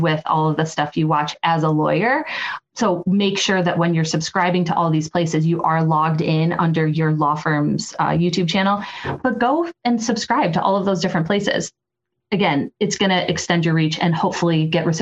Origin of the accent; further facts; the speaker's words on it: Toledo, Ohio, United States; my hometown of Toledo, Ohio.